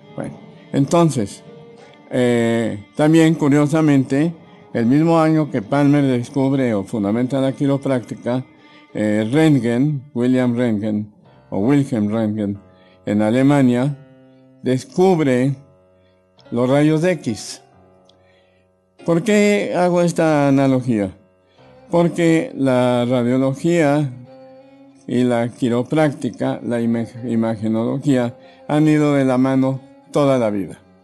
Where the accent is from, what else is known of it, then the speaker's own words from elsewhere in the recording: Mexico City, Mexico; also born or lived in Davenport, Iowa, United States; yo soy mexicano, por nacimiento. Nací en la Ciudad de México en 1945.